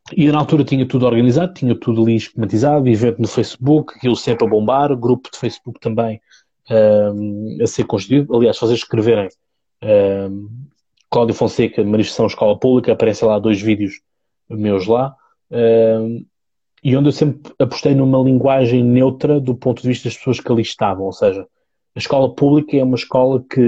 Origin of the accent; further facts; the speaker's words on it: Seixal, Setúbal, Portugal; eu sou do Seixal, portanto, margem sul, uh, distrito, distrito de Setúbal